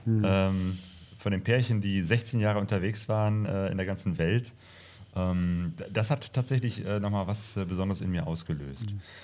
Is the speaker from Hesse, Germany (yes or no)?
no; Bergisch Gladbach, North Rhine-Westphalia, Germany; also born or lived in Hattingen / Bochum / Witten / Remagen; now in Essen, Germany; ursprünglich äh, komme ich aus Bergestadtbach bei Köln